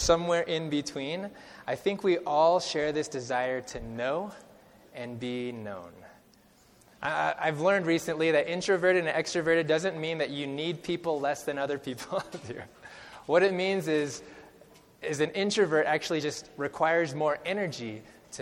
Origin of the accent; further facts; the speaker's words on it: California, United States; moved away; So I come from California. That's where I grew up, and I grew up about an hour and a half southwest of Sequoia National Park.